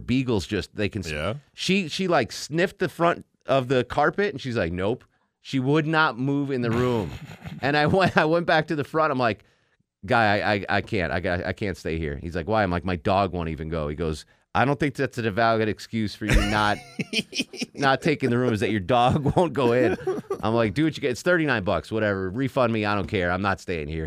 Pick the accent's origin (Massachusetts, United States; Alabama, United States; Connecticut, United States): Connecticut, United States; Torrington; moved away; also born or lived in Atlanta; my hometown Torrington, Connecticut